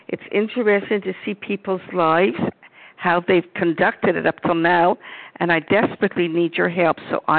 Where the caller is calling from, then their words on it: Montreal, Quebec, Canada; I'm from Montreal, Quebec, Canada.